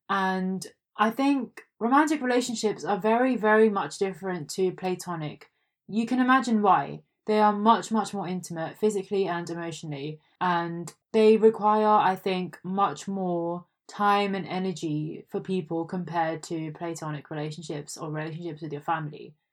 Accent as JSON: {"language": "English", "country": "India", "said": "I am an Indian"}